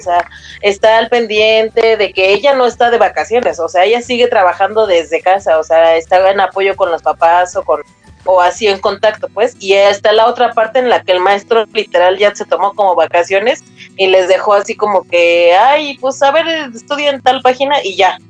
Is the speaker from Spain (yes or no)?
no; Mexico; como somos los mexicanos